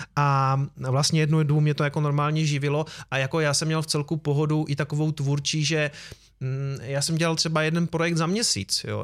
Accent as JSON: {"language": "Czech", "town": "Prostějov", "region": "Olomouc Region", "country": "Czechia", "said": "já jsem z Prostějova"}